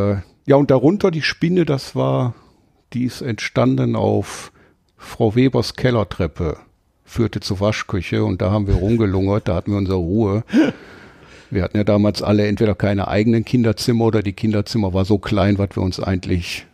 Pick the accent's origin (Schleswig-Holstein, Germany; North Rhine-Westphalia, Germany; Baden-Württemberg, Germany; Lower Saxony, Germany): North Rhine-Westphalia, Germany; Duisburg; accent: Duisburger Akzent; ich bin gebürtig aus dem Ruhrgebiet, aus Duisburg